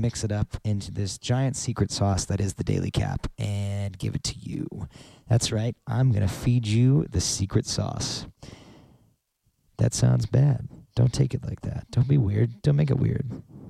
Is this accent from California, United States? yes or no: no; Denver, Colorado, United States; born there; I was born in Denver, Colorado.